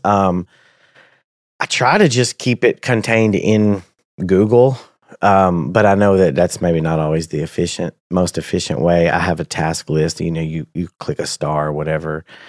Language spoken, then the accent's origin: English; Tennessee, United States; moved away as an adult; also born or lived in Danville, Kentucky; now in Lexington, United States; I'm from Tennessee. I live in Kentucky now.